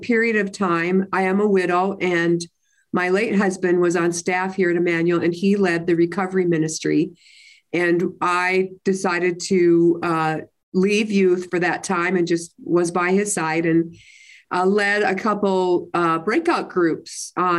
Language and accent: English; Minnesota, United States; moved away as an adult; also born or lived in Utah; I was born and raised in Minnesota